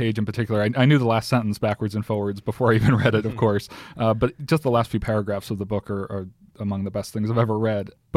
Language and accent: English; South Shore of Long Island, New York, United States; I grew up near the South Shore of Long Island